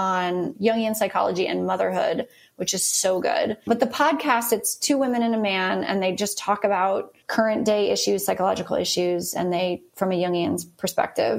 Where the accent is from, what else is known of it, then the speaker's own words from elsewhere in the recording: Atlanta, Georgia, United States; I grew up in Atlanta